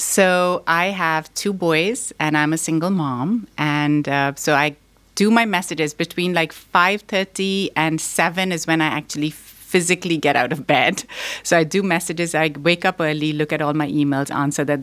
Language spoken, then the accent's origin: English; Pakistan; also born or lived in Boston; now in United States; I was born here in Boston, but I grew up in Pakistan